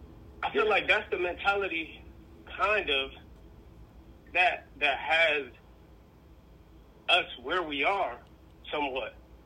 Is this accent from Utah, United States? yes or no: no; Connecticut, United States; I'm from Connecticut. We got a big Jewish community